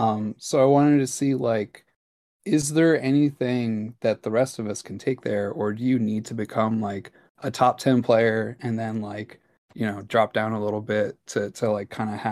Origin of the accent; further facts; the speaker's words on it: New York, United States; Hey, what's up? I'm from New York.